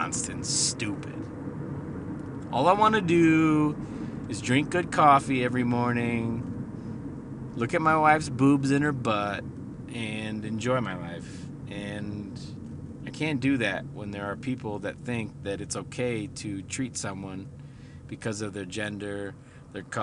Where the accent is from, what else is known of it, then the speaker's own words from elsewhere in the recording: Midwest, United States; I'm from the Midwest